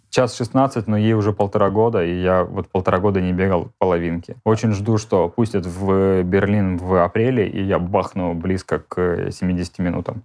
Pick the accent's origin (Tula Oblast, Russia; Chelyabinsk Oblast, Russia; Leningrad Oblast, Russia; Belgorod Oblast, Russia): Belgorod Oblast, Russia; Belgorod; moved away as an adult; also born or lived in Moscow; как только я свалил из Белгорода